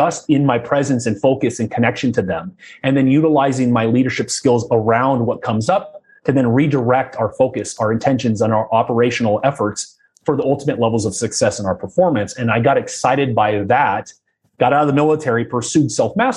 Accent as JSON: {"language": "English", "region": "Southern California", "country": "United States", "tie": "born or raised there", "said": "I was born in Southern California, oldest of three boys, and sports was an obsession in my household."}